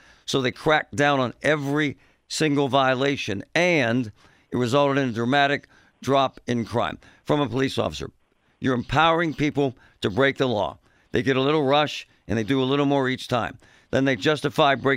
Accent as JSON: {"language": "English", "town": "Pittsburgh", "region": "Pennsylvania", "country": "United States", "tie": "born or raised there", "said": "I grew up in Shadyside"}